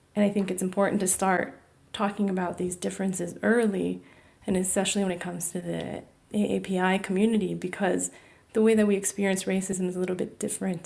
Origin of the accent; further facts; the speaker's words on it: California, United States; My parents are both from Taiwan. I was born in California